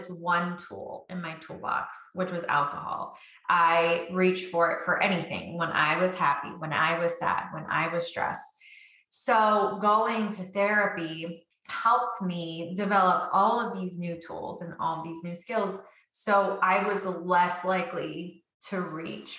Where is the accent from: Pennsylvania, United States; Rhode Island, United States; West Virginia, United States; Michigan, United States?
West Virginia, United States; now in Virginia, United States; And I'm from Virginia, originally from West Virginia. That's where I have hillbilly roots.